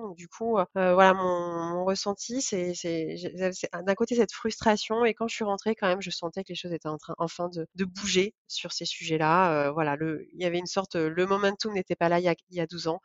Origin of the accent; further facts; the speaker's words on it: Vendée, Pays de la Loire, France; moved away as an adult; also born or lived in Lyon / Shanghai; de retour au, au, en Vendée, cette fois-ci, puisque lui a trouvé du travail, heu, pas très loin de ma ville natale.